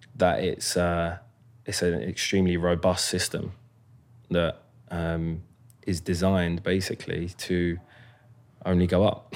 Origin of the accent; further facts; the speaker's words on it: Croydon, London, United Kingdom; moved away as an adult; also born or lived in Lambeth; now in United States; I was born in Lambeth, uh, King's College, and then grew up in Croydon for well, up until I moved, up until I moved to North London when I was fifteen